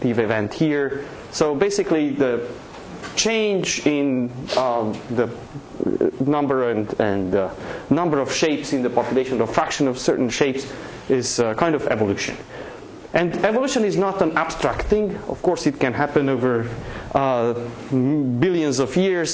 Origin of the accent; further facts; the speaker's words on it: Transylvania, Romania; moved away; I grew up in Transylvania, Eastern Europe